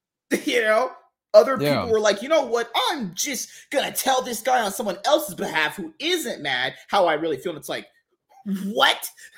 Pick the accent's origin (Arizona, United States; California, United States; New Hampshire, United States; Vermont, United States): California, United States; I'm from California too. San Francisco is trash.